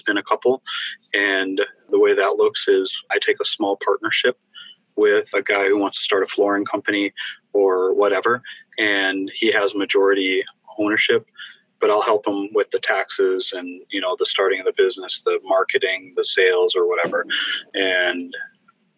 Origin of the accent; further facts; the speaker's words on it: Fargo, North Dakota, United States; my hometown of Fargo, North Dakota